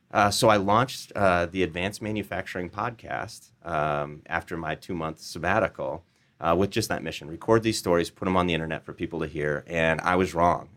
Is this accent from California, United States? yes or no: no; Des Moines, Iowa, United States; Des Moines, Iowa.